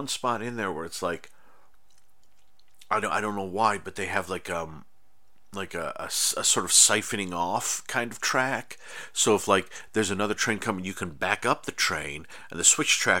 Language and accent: English; Irondequoit, New York, United States; moved away as an adult; also born or lived in Ithaca, New York; now in Los Angeles, United States; I live in Los Angeles. I grew up in New York State.